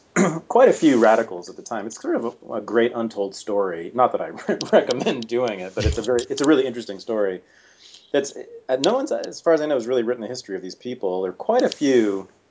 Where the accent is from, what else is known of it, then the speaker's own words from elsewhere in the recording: Berkeley, California, United States; I was born in Berkeley, California, uh, in the mid 1965, to revolutionary socialist parents